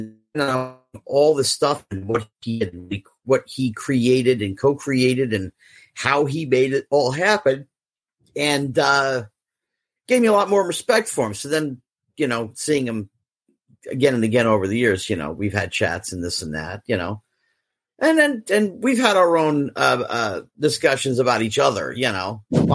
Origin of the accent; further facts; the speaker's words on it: Central New Jersey, United States; I grew up in Central New Jersey